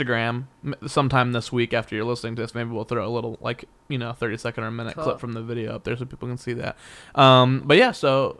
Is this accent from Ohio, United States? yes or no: no; Texas, United States; accent: Texas; Yeah, I have a Texas accent.